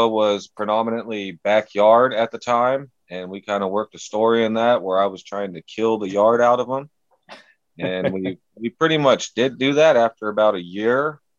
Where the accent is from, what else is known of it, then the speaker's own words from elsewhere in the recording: California, United States; I'm from California, or well, the Central Valley in California, maybe about a 40 minute drive from like Oakland and San Francisco and all that.